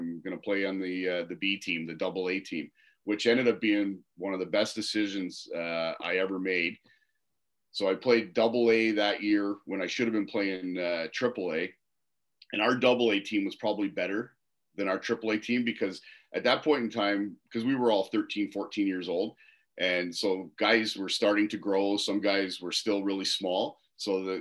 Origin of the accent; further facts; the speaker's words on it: Waterloo, Ontario, Canada; So I grew up in Waterloo. Played all my minor hockey in the Waterloo minor hockey system